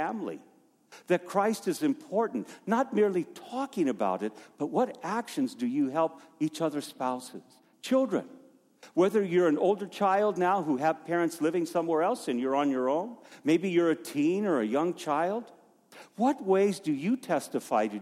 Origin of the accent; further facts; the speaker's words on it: Safford, Arizona, United States; also born or lived in Flagstaff, Arizona; just down the road from where I was born, in Safford